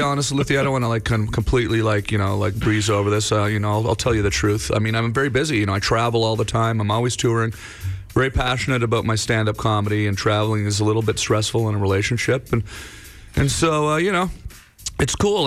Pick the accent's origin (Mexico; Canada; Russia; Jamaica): Canada; moved away as an adult; now in United States; I still feel Canadian, uh, for sure. You know, uh, obviously, I, uh, you know, spent spent my entire life in Canada till I was 28 years old